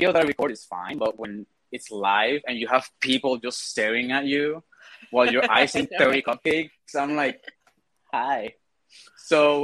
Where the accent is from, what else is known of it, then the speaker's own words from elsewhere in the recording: Puerto Rico; now in Pittsburgh, United States; I live in Pittsburgh. I'm originally from Puerto Rico.